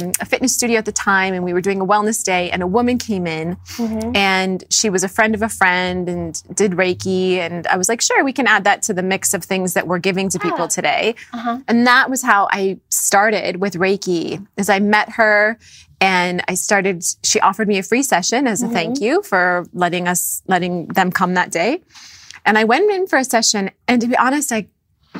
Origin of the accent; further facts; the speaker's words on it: North Dakota, United States; I grew up in North Dakota